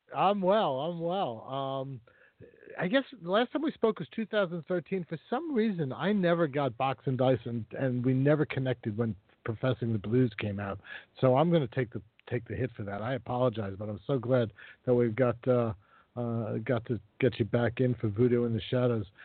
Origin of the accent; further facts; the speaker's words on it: Mississippi, United States; my home state of Mississippi